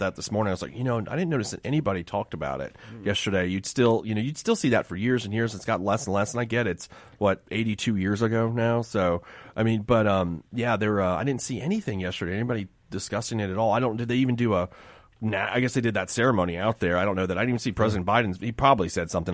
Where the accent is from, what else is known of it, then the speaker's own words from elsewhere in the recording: Miami, Florida, United States; I grew up in Miami